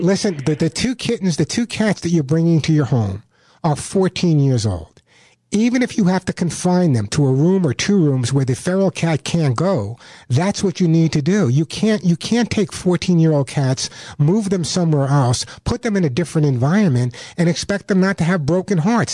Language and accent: English; Santa Monica, California, United States; my hometown of Santa Monica